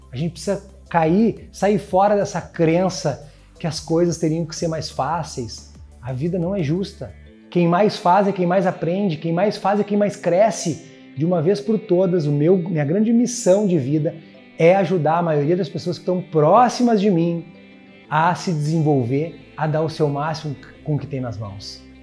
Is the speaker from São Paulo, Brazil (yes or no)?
no; Porto Alegre, Rio Grande do Sul, Brazil; born there; Eu venho de uma família, eu nasci num bairro pobre em Porto Alegre